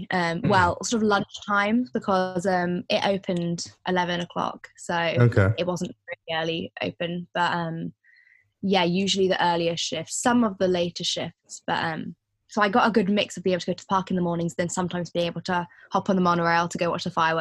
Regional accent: Windsor, South East England, United Kingdom; I grew up in Windsor. I don't know if you know it. It's where Windsor Castle is and things.

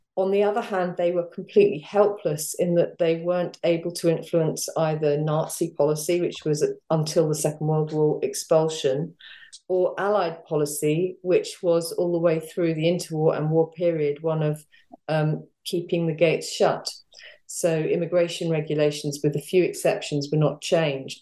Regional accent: London, United Kingdom; I grew up in North London

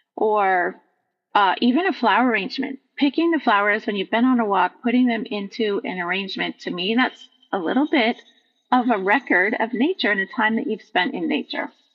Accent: Vermont, United States; now in Midwest, United States; I was born in Vermont, which is a completely different um, geographical look

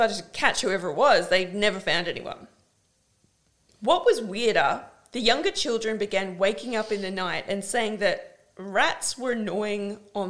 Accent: Carrum Downs, Victoria, Australia; you're from the city and I'm from Carrum Downs

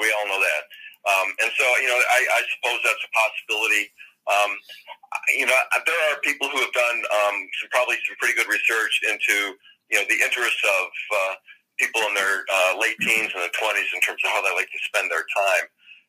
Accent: Downers Grove, Illinois, United States; my hometown of Downers Grove, Illinois

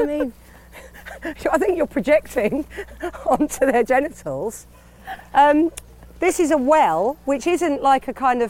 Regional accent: London, United Kingdom; I grew up west, sort of northwest.

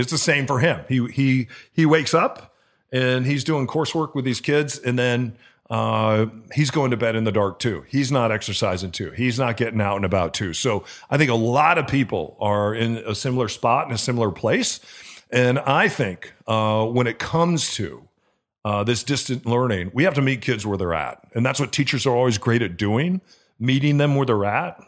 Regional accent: Gurnee, Illinois, United States; now in Seattle, United States; where I grew up in Gurnee, Illinois

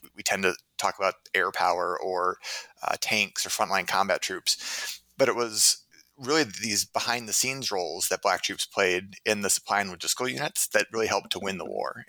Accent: Minneapolis, Minnesota, United States; also born or lived in Cambridge, Massachusetts / Providence, Rhode Island / Claremont, California / Tempe, Arizona; now in Hanover, United States; I'm originally from Minneapolis, Minnesota

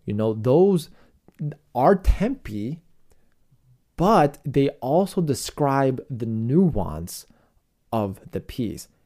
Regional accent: Chicago, Illinois, United States; my hometown of Chicago

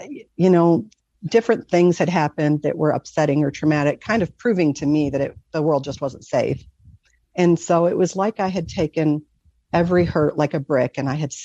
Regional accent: Michigan, United States; I grew up in Michigan. So, the lakes freeze over. We lived right by Lake Erie.

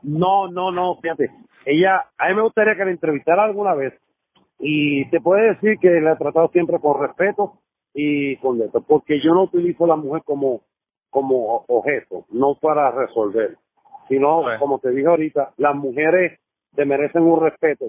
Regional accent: Puerto Rico; moved away as an adult; now in New Jersey, United States; como boricua

